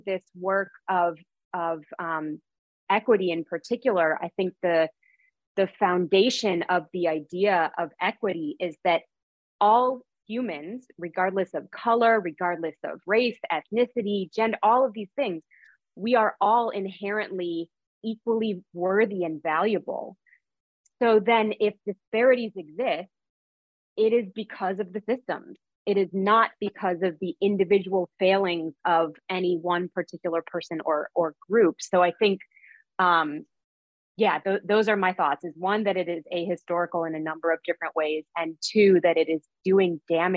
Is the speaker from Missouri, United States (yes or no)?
yes; St. Louis, Missouri, United States; now in Union City, United States; I'm currently living in Union City, New Jersey, but I grew up in St. Louis, Missouri